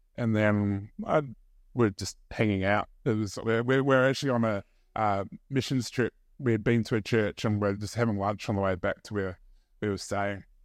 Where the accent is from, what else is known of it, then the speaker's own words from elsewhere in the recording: New Zealand; moved away; I grew up in New Zealand